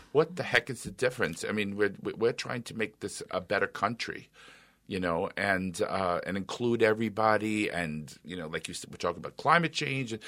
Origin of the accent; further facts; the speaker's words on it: New York City, New York, United States; moved away as an adult; now in Minnesota, United States; As an Italian, I can tell you, I grew up in New York City